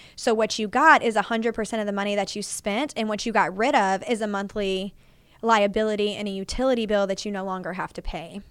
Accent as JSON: {"language": "English", "town": "Fort Worth", "region": "Texas", "country": "United States", "tie": "born or raised there", "said": "I was born and raised in Fort Worth. I've lived here my enter-, entire thirty-three years of life"}